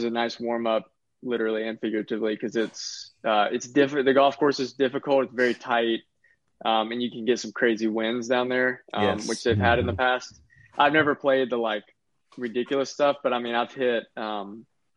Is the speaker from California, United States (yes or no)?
no; Lake City, Florida, United States; My family's pretty far north. We're only, Lake City's only like 40 miles from the Georgia line